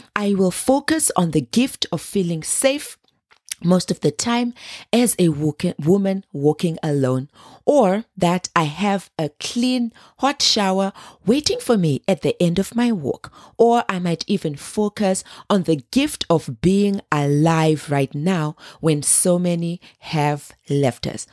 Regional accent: Zimbabwe; I grew up in Zimbabwe

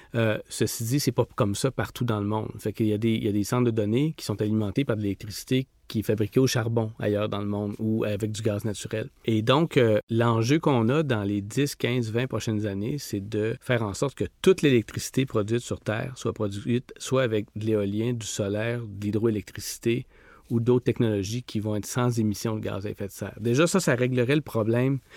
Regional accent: Rimouski, Quebec, Canada; j'ai grandi à Rimouski

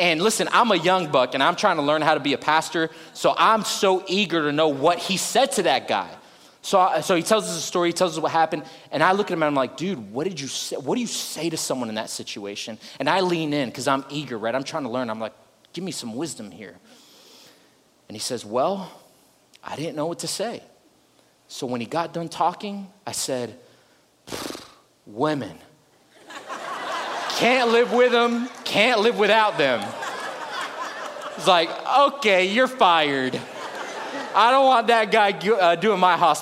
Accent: South Florida, United States; now in Houston, United States; I'm originally from South Florida

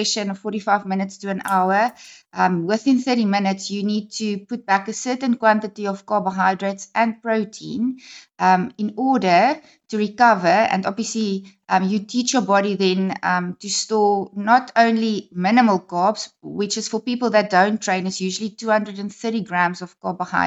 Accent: Gauteng, South Africa; moved away as an adult; now in East London, South Africa; I'm actually originally from Gauteng

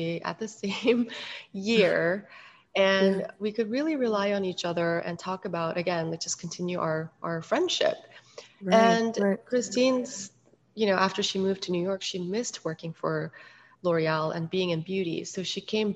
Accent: Seoul, South Korea; moved away; also born or lived in Hong Kong; And I was born and raised in Seoul, Korea. I grew up a little bit also in Hong Kong for a few years.

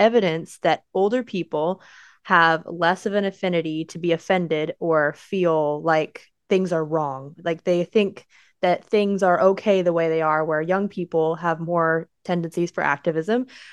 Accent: United States; we're American

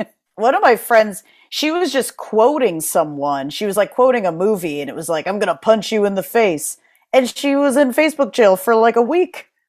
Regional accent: New Haven, Connecticut, United States; moved away as an adult; also born or lived in New York / Jersey City, New Jersey; now in Philadelphia, United States; I was, you know, born and raised in Connecticut. Then I moved to New York. Then I moved to Jersey City.

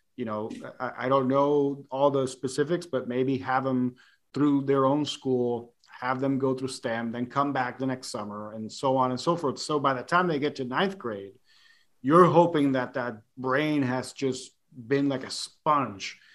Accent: Puerto Rico; growing up in Puerto Rico

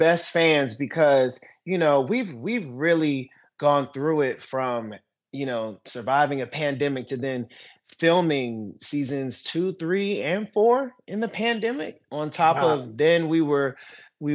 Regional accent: Prince George's County, Maryland, United States; moved away as an adult; now in Los Angeles, United States; I'm from Maryland originally, PG County, DMV.

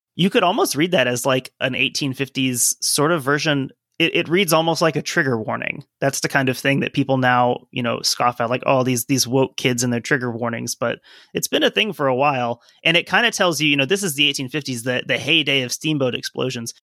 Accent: Cincinnati, Ohio, United States; I was born in the Cincinnati area

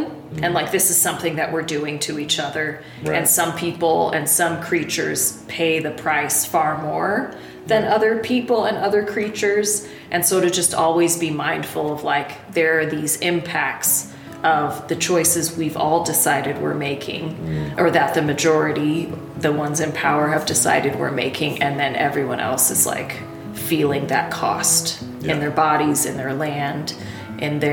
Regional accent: Pacific Northwest, United States; moved away as an adult; now in Nashville, United States; I grew up in the Pacific Northwest

